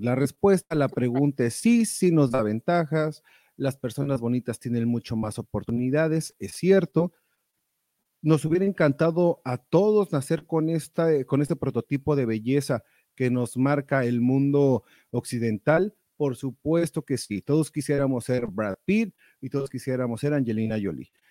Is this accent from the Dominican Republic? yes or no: no; Mexico; moved away; allá en México, de donde soy oriundo